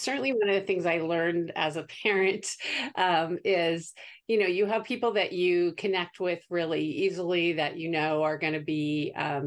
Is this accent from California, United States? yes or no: yes; Santa Barbara, California, United States; my husband and I both grew up in Santa Barbara